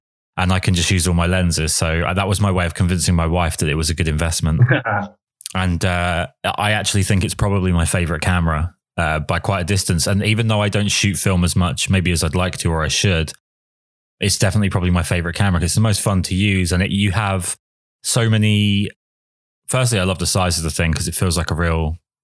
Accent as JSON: {"language": "English", "region": "England", "country": "United Kingdom", "said": "I'm English"}